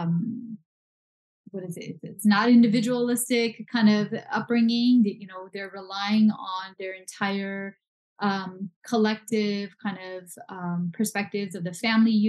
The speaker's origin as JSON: {"language": "English", "region": "Punjab", "country": "India", "tie": "born or raised there", "moved": "yes", "lives_now": "California, United States", "said": "I'm from India. I was born in India. I'm Punjabi. So Punjab is northern India. I speak Punjabi"}